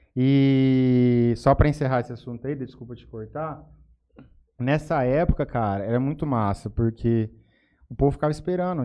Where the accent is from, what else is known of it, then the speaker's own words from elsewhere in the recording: Jales, São Paulo, Brazil; also born or lived in Cuiabá, Mato Grosso, Brazil; Vim aqui para Jales muito cedo, com meus pais eram com cinco, eu tinha cinco anos